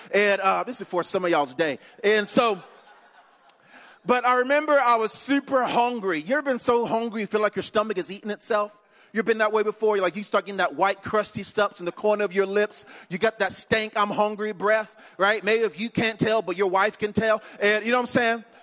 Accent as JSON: {"language": "English", "town": "Eden", "region": "North Carolina", "country": "United States", "tie": "born or raised there", "moved": "yes", "lives_now": "DeLand, United States", "said": "grew up in a little bitty town called Eden, North Carolina"}